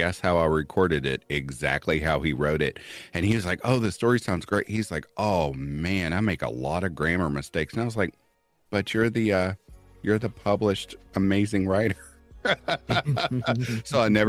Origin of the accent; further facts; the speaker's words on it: Kentucky, United States; accent: southern twang; I'm from Kentucky, so anytime you need southern twang, I got you